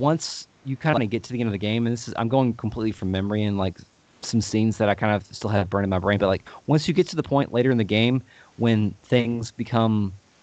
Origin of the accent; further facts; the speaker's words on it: Louisville, Kentucky, United States; we are from Louisville, Kentucky, but we pronounce Louisville. So we tend to like our accents tend to like, we're not like the traditional Southern accent. We just kind of just mush our words together.